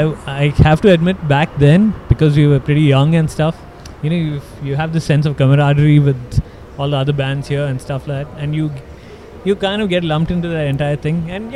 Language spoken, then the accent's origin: English; Kuwait; now in Bangalore, India; I wasn't even in Bangalore. I grew up in Kuwait, and I came to Bangalore in 97